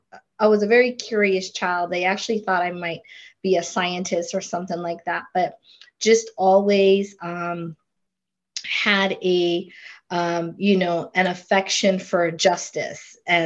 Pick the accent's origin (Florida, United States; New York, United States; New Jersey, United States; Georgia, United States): Florida, United States; I was an island girl. I grew up in Florida. North Philly was not doing it for me.